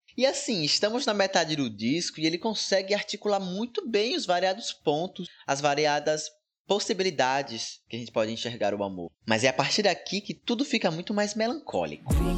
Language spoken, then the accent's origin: Portuguese; Bahia, Brazil; da Bahia. Na minha terra